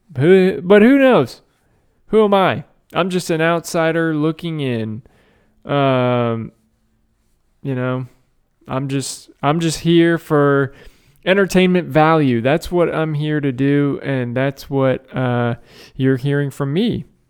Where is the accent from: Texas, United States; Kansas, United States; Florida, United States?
Florida, United States; Tampa; I'm from Tampa